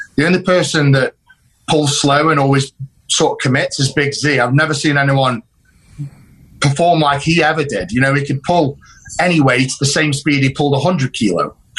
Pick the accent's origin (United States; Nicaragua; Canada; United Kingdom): United Kingdom; it was done in my home country